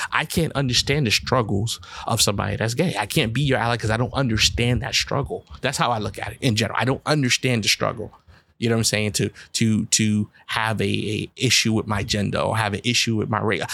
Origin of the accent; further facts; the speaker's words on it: United States; when you're a black person in America, I can't hide and say I'm something else